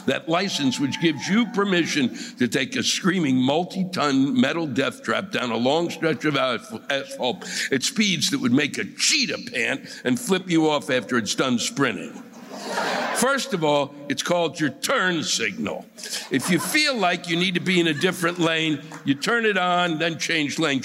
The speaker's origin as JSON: {"language": "English", "town": "New York City", "region": "New York", "country": "United States"}